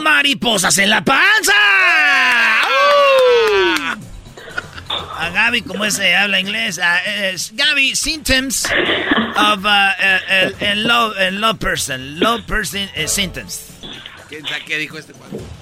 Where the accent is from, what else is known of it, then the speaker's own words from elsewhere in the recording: Tepatitlán, Jalisco, Mexico; yo soy de Tepatitlán.